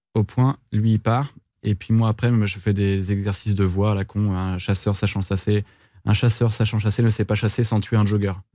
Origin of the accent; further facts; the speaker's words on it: Brittany, France; Je suis un breton